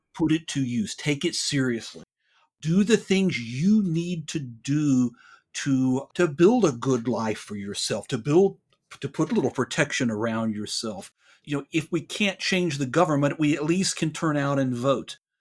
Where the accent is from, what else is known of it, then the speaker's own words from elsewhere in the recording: Tennessee, United States; moved away as an adult; now in Dallas-Fort Worth area, United States; I grew up in Tennessee, um, I have lived in Texas, uh, for the last, going on twenty-two years.